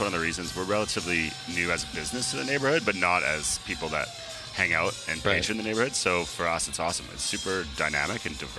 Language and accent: English; Alberta, Canada; now in Vancouver, Canada; none of us are actually originally from Vancouver, and I'm originally from Alberta.